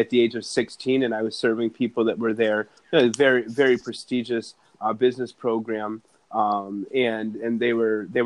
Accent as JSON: {"language": "English", "town": "Evanston", "region": "Illinois", "country": "United States", "tie": "born or raised there", "said": "growing up in Chicago, where I did, on the north side in Evanston"}